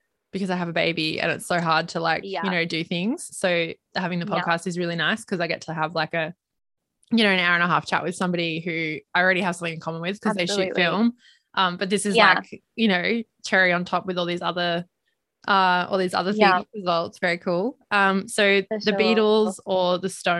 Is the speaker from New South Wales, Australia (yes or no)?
no; Gold Coast, Queensland, Australia; I grew up on the Gold Coast, everyone was at the beach